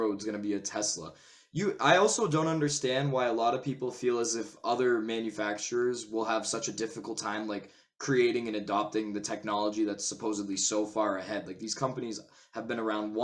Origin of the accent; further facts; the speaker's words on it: Massachusetts, United States; I am from Massachusetts